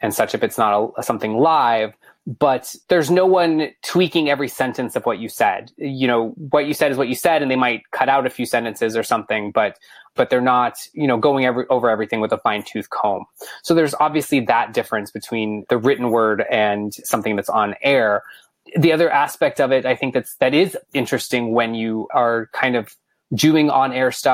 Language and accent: English; Bellaire, Texas, United States; I grew up in Houston, or a small city inside of Houston called Bel Air.